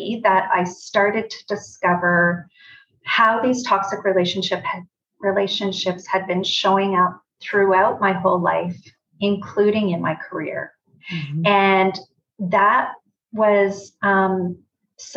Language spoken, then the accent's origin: English; Brantford, Ontario, Canada; moved away as an adult; also born or lived in Toronto; I am from Brantford originally and then moved to Toronto.